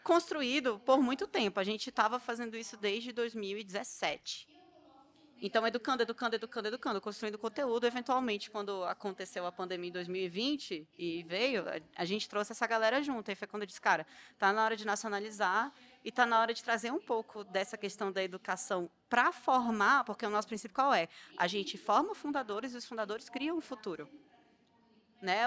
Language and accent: Portuguese; Pará, Brazil; eu sou paraense